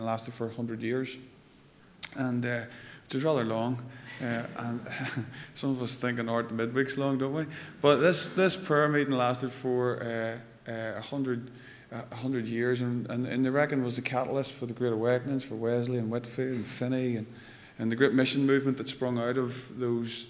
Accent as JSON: {"language": "English", "town": "Lurgan", "region": "Northern Ireland", "country": "United Kingdom", "lives_now": "Moira, United Kingdom", "said": "I come from Lurgan. I live in Moira now, which is sort of upper Lurgan"}